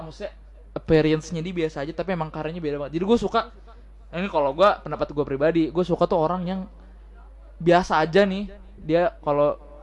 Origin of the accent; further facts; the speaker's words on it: Java, Indonesia; nggak bisa bahasa Jawa walaupun gua orang Jawa